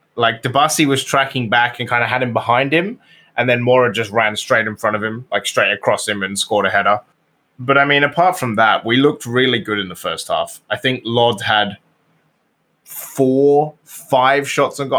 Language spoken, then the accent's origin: English; United Kingdom; I'm British